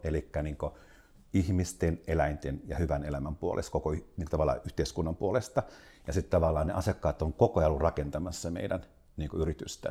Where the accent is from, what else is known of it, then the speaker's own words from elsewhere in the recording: South Ostrobothnia, Finland; mä oon Etelä-Pohjanmaalta yrittäjäperheestä